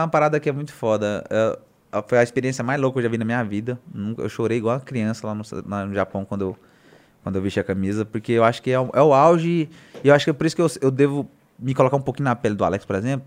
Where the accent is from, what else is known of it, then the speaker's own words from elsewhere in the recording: Goiânia, Goiás, Brazil; Eu falei, Goiânia